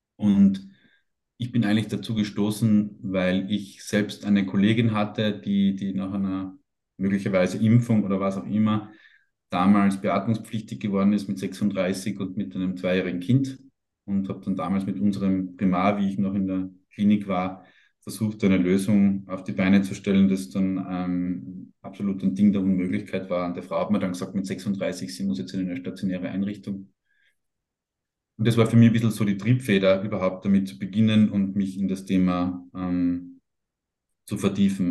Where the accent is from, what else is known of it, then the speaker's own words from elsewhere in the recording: Austria; als Österreicher, der irgendwo hinterm Berg herkommt